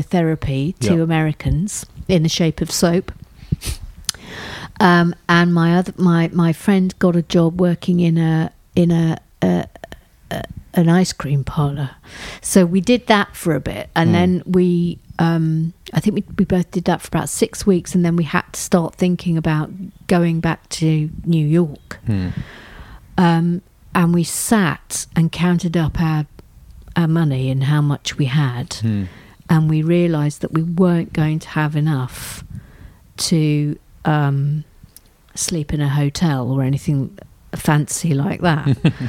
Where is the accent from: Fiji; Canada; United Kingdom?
United Kingdom; England; We're English